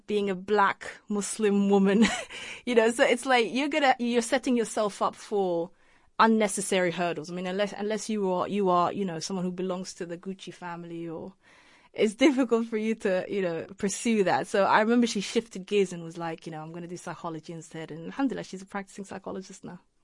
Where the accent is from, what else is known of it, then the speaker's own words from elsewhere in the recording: Leicester, East Midlands, United Kingdom; also born or lived in Mogadishu, Somalia / Holland; Leicester's my hometown. That's where I grew up.